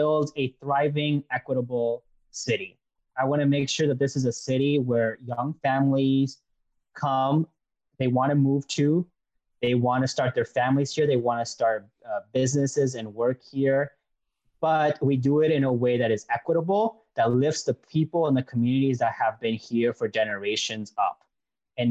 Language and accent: English; Mexico; now in United States; I was born in Mexico